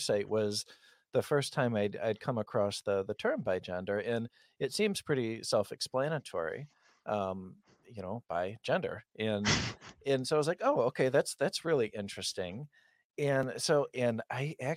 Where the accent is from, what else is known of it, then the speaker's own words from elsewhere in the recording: west coast of Michigan, United States; accent: flat Midwest accent; our accent here, and because I'm on the west coast of Michigan, is pretty similar to Chicago.